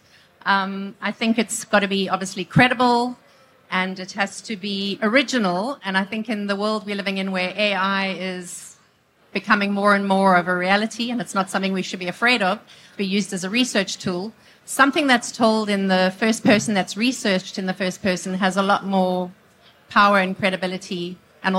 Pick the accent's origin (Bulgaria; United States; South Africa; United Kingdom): South Africa; I'm South African.